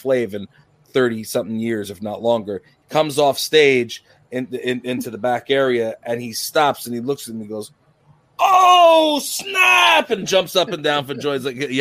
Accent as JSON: {"language": "English", "town": "Uniondale", "region": "New York", "country": "United States", "tie": "born or raised there", "said": "I grew up in Uniondale, New York"}